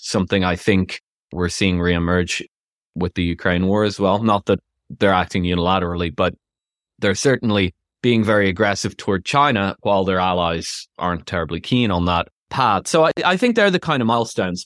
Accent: Ireland; moved away as an adult; also born or lived in London / United States; now in United Kingdom; I'm Irish, but I've lived in the UK most of my adult life.

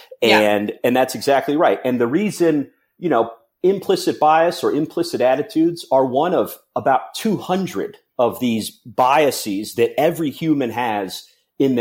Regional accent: Cincinnati, Ohio, United States; I'm from Cincinnati

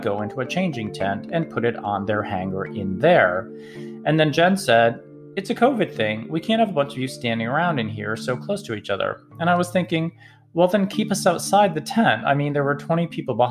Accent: Massachusetts, United States; now in Atlanta, United States; I grew up with these in Massachusetts

